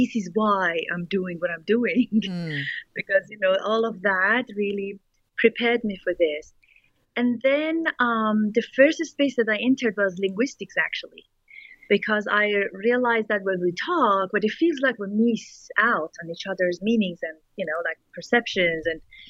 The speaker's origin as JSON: {"language": "English", "country": "Iran", "tie": "born or raised there", "second_language": "English", "moved": "yes", "said": "growing up in Iran post-revolution"}